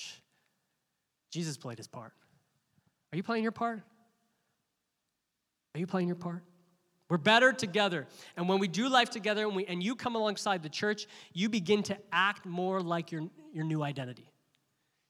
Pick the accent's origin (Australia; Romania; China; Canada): Canada; we as Canadians, we're like, hey. We're very Canadian in our church